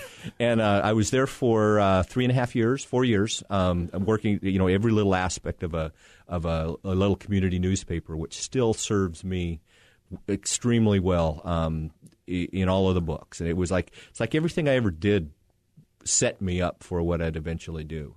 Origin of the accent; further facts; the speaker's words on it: Casper, Wyoming, United States; also born or lived in Denver; I'm from Wyoming originally, born in Casper, Wyoming, um, grew up in Wyoming